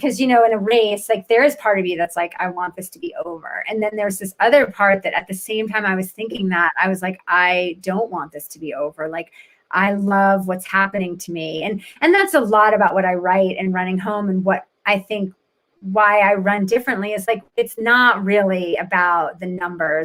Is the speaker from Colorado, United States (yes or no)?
no; New Jersey, United States; moved away as an adult; also born or lived in Virginia; I grew up in New Jersey and splitting my time in Virginia.